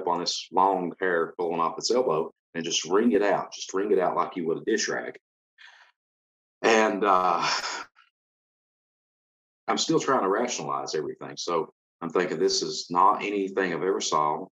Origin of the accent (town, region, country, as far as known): Kentucky, United States; born or raised there